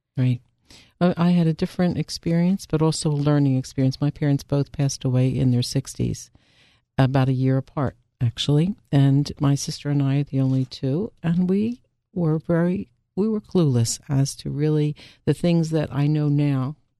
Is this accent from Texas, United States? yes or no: no; Philadelphia, Pennsylvania, United States; I also am, uh, born and bred Philadelphia